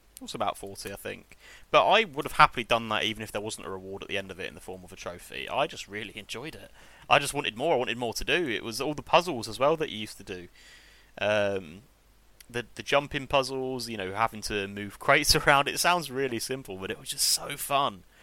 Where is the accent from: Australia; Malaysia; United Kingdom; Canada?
United Kingdom; England; I am English